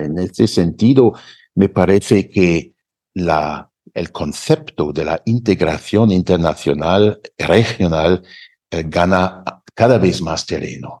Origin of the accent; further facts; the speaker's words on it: Germany; now in Mexico; nosotros en Alemania